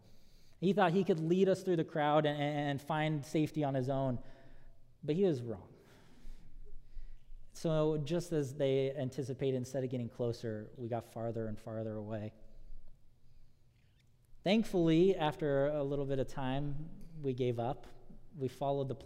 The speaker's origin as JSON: {"language": "English", "region": "Southern California", "country": "United States", "tie": "born or raised there", "said": "growing up in Southern California"}